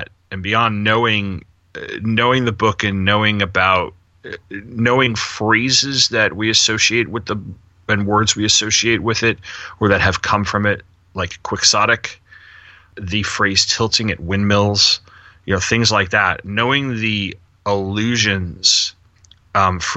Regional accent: the New York area, United States; Growing up in the New York area

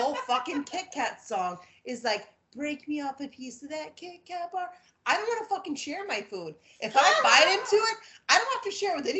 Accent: Florida, United States; also born or lived in Georgia; Like, I'm from Florida

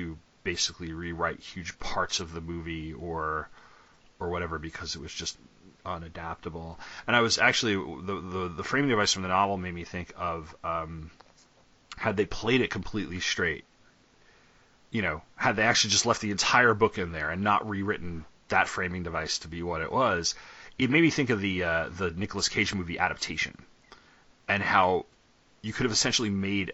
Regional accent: New York, United States; I'm from New York

